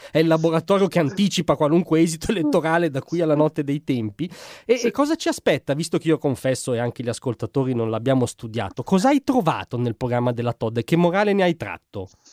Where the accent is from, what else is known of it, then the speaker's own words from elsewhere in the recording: Como, Lombardy, Italy; io vengo da Como